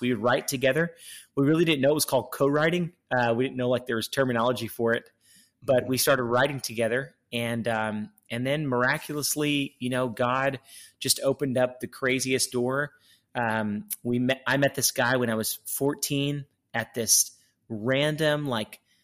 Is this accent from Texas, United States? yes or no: yes; Baytown, Texas, United States; we're all from Texas, all from kind of the Houston, Baytown area. We say Houston, but we're actually from Baytown, which is just east of Houston